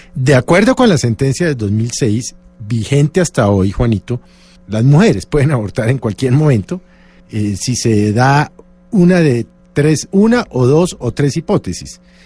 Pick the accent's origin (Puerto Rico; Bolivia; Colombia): Colombia; como colombiano